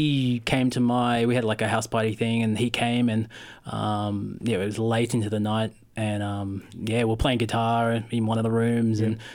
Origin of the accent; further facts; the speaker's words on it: Sydney, New South Wales, Australia; moved away as an adult; Well, I came down from Sydney about 6 years ago, I think